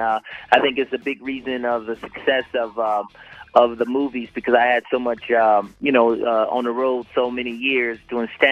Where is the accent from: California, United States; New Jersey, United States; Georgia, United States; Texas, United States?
Georgia, United States; Atlanta; I'm from Atlanta